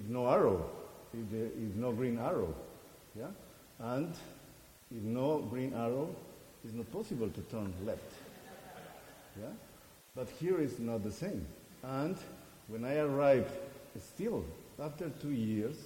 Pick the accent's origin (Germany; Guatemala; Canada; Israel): Guatemala; moved away as an adult; also born or lived in Costa Rica; now in Texas, United States; I am originally from Guatemala. This is my country, the country I am originally from